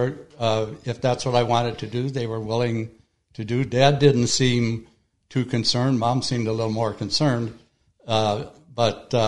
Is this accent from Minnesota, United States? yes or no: yes; Minnesota, United States; born or raised there